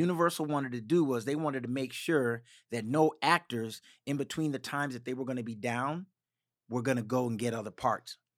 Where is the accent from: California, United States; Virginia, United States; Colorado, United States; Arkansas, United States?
Virginia, United States; Richmond; moved away; also born or lived in Maryland / Washington, D.C. / Dinwiddie, Virginia; I was born in Richmond